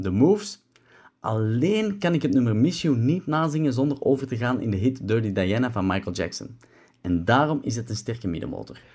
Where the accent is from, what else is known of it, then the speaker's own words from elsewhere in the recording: Belgium; mijn thuisland België